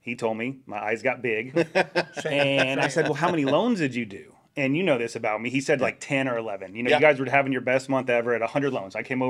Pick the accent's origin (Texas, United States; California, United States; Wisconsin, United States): Texas, United States; Dallas; Yep, born and raised in East Dallas.